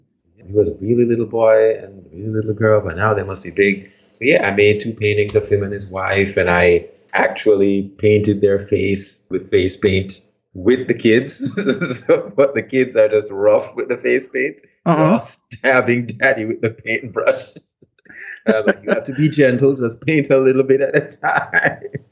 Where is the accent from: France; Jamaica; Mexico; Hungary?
Jamaica; Stony Hill, Saint Andrew; Again, remember, I'm from Jamaica. I'm from this hill in Jamaica.